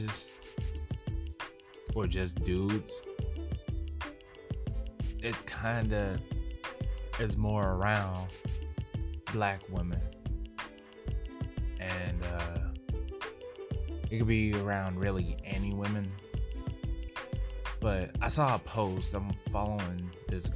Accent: Oklahoma, United States; now in Texas, United States; I'm from Oklahoma

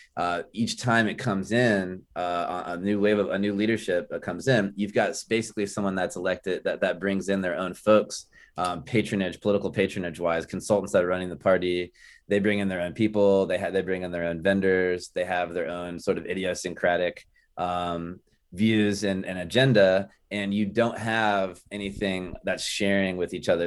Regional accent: Tampa, Florida, United States; now in Tallahassee, United States; in South Tampa, in Tampa where I grew up, the Tampa Bay area

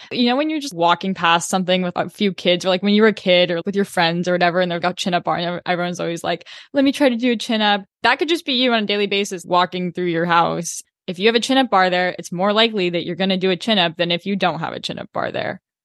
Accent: Corvallis, Oregon, United States; moved away; I'm from Corvallis

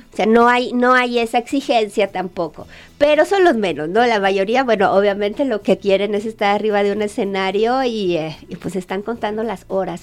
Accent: Guadalajara, Jalisco, Mexico; moved away as an adult; also born or lived in Monterrey / Havana; Yo soy de aquí de Guadalajara

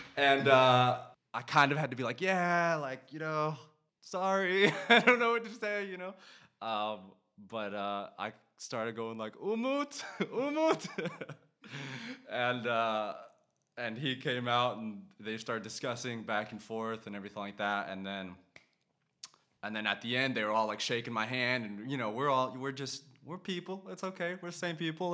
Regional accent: United States; moved away as an adult; also born or lived in Vietnam; now in Denmark; I'm a, I'm American

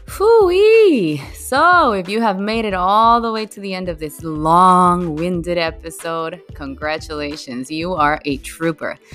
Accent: Bolivia; accent: Latina; first language Spanish; English is a second language; moved away as an adult; now in Kuala Lumpur, Malaysia; I was born and raised in Bolivia my whole life until I was 27. Like Spanish is my first language.

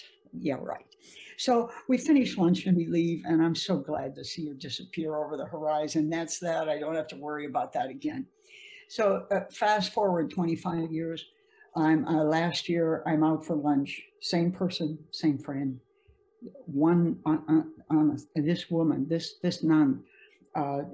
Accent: United States; as an American

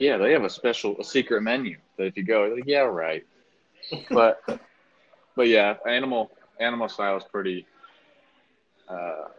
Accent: Peoria, Arizona, United States; also born or lived in Glendale, Arizona; I grew up in Peoria, Arizona, but past couple of years, I've been living in Glendale.

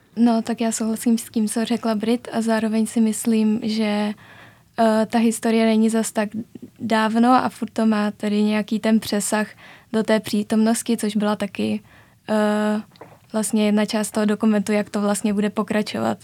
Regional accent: Strančice, Central Bohemian Region, Czechia; also born or lived in Říčany; No já jsem právě ze Strančic, což je vesnice, která je dvě stanice vlakem od Říčan, takže já jsem vlastně do Říčan chodila 8 let na gymnázium

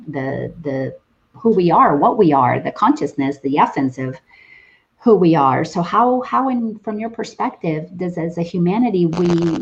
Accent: Dominican Republic; now in United States; I grew up in the Dominican Republic, and my family had cattle and farms

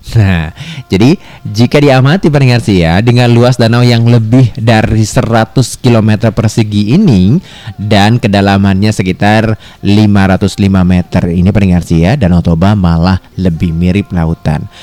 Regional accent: Thousand Islands, Jakarta, Indonesia; kita sebagai warga Pulau Seribu

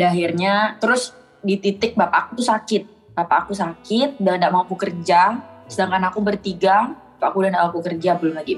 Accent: Bengkayang, West Kalimantan, Indonesia; Duit bapak tuh udah dipakai buat bangun tanah di rumah di kampung halaman aku yang di Bengkayang tuh

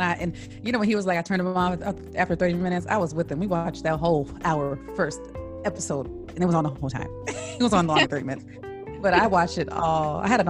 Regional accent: Washington, United States; also born or lived in Southern California; I moved here when I was like 11, 12. Before that I lived in Southern California. So when people ask where I'm from, I say Washington.

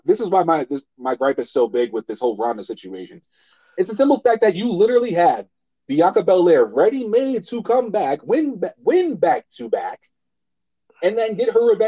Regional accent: New Jersey, United States; now in Colorado, United States; just because I'm living in the Centennial State doesn't mean I respect my home state.

